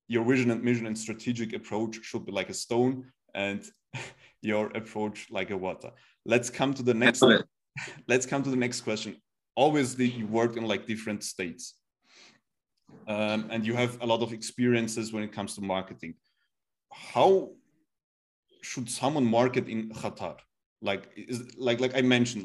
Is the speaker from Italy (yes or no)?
no; Turkey; now in Austria; I'm from Turkey. And like I know like my guys, my people, they're very emotional